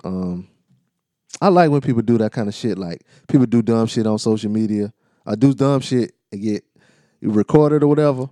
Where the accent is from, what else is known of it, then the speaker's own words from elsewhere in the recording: United States; I'm from Carolina